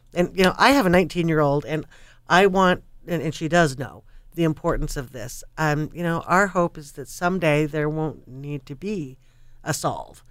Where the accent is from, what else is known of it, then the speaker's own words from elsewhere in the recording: Montana, United States; now in Oregon, United States; I grew up in Montana